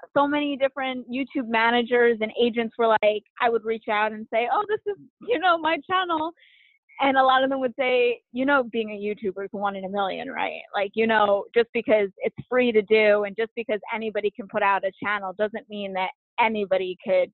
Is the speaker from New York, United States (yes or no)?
yes; New York, United States; growing up in New York